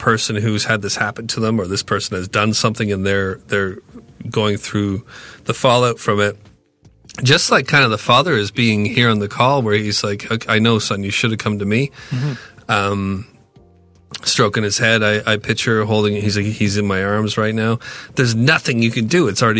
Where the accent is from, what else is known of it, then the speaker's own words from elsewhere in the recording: Ontario, Canada; I'm from Ontario.